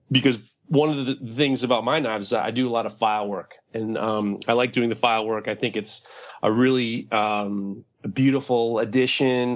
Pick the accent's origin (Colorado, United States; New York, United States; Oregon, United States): New York, United States; New York City; growing up in New York City, I, I grew up with, uh, the artist, uh, Keith Haring